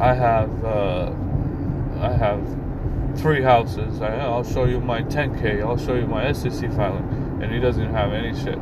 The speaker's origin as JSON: {"language": "English", "country": "Albania", "moved": "yes"}